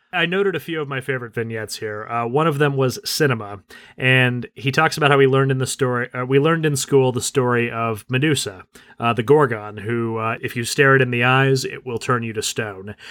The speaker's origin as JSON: {"language": "English", "country": "United States", "said": "as an American"}